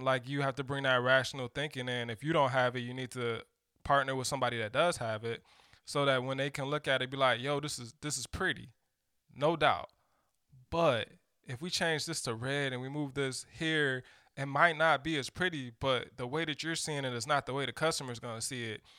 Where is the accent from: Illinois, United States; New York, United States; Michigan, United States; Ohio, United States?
Michigan, United States; Detroit; I'm from Detroit